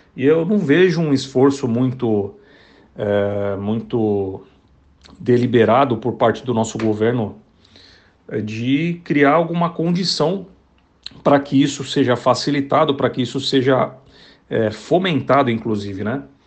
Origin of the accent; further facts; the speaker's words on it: Brazil; nós que somos brasileiros